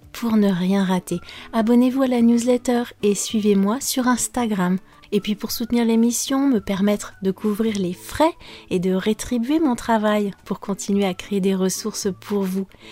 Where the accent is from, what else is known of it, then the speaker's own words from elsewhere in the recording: France; je suis française